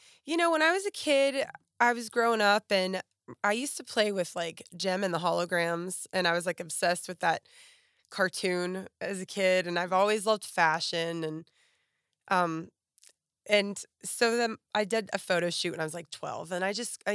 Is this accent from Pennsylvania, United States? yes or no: yes; Pittsburgh, Pennsylvania, United States; now in Nashville, United States; Okay, well, I grew up in right outside of Pittsburgh, PA.